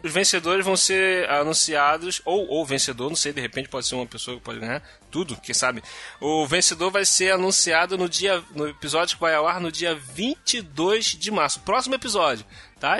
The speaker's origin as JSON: {"language": "Portuguese", "region": "Rio de Janeiro", "country": "Brazil", "said": "Eu sou carioca"}